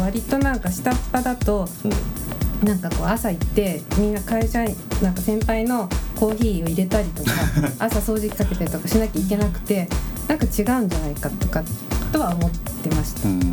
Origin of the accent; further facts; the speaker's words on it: Fujisawa, Kanagawa, Japan; now in Miura, Japan; 神奈川県なんですが藤沢生まれです